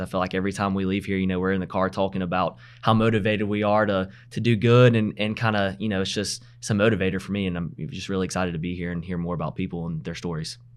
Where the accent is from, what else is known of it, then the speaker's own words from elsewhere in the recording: Anderson, South Carolina, United States; moved away as an adult; now in Greenville, United States; I'm obviously from the Anderson area